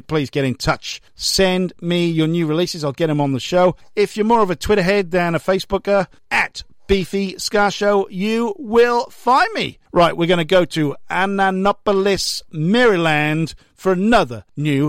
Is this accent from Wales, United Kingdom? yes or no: yes; Wales, United Kingdom; now in Melbourne, Australia; I'm from Wales.